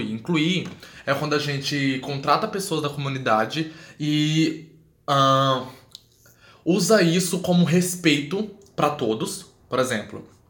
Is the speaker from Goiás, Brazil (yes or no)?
yes; Goiânia, Goiás, Brazil; also born or lived in Alagoas; now in Porto Alegre, Brazil; Não sou daqui, sou de Goiânia, mas não nasci em Goiânia, nasci em Alagoas, como eu disse.